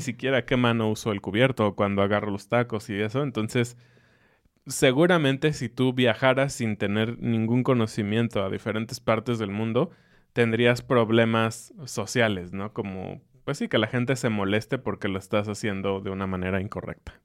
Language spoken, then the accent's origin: Spanish; Mexico; para mí como mexicano